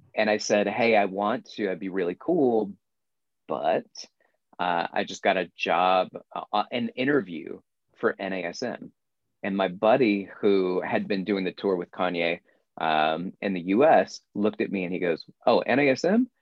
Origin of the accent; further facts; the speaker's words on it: Florence, Alabama, United States; moved away; my hometown of Florence, Alabama.